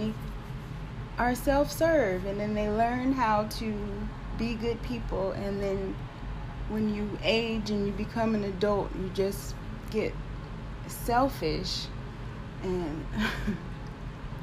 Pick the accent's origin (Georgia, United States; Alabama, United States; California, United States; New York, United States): Georgia, United States; Augusta; moved away as an adult; now in Washington, D.C., United States; I'm from Augusta, Georgia